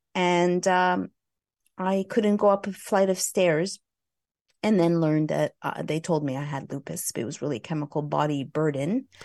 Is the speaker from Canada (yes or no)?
yes; Montreal, Quebec, Canada; moved away as an adult; also born or lived in Vancouver / Los Angeles, California; I hail from Montreal, Canada